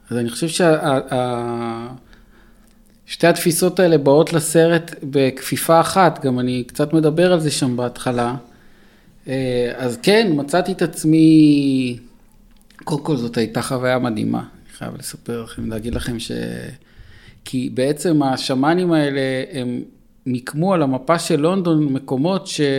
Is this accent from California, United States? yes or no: yes; Los Angeles, California, United States; כשהייתי ילד גדלתי ב-LA והייתי בגן ילדים יהודי שקראו לו עדת שלום.